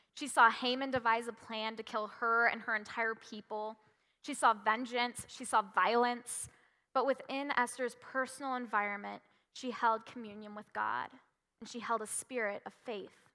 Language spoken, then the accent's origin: English; Washington, United States; moved away; also born or lived in California; When I was five, I moved from California to Washington